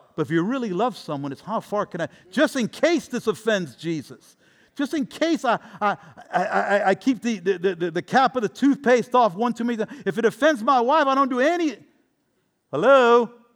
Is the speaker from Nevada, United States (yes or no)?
no; Tampa, Florida, United States; my hometown team, the Buccaneers